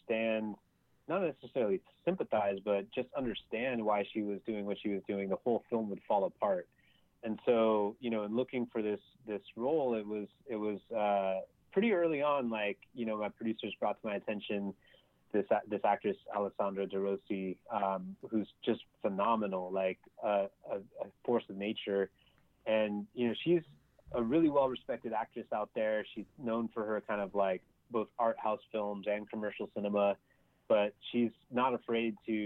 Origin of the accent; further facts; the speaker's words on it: United States; as an American